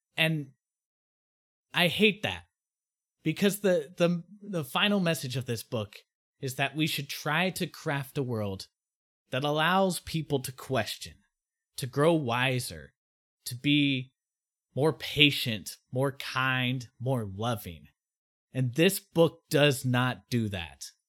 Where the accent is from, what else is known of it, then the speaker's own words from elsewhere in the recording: United States; me as an American